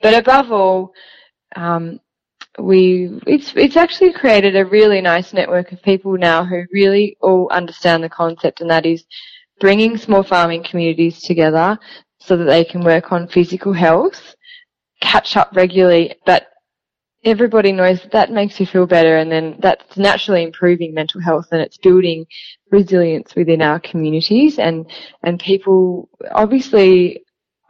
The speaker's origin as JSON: {"language": "English", "region": "northern Tasmania", "country": "Australia", "tie": "born or raised there", "said": "as a young girl, I grew up on a farm in northern Tassie"}